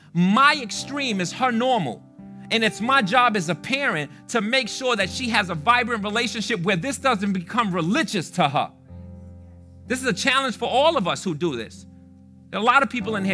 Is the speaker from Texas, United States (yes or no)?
no; New York City, New York, United States; also born or lived in Fitchburg, Massachusetts; I'm from the Bronx, I'm from the South Bronx